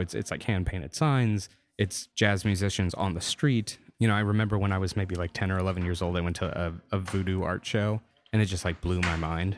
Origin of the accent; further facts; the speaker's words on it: Louisiana, United States; moved away; also born or lived in Austin, Texas; growing up in Louisiana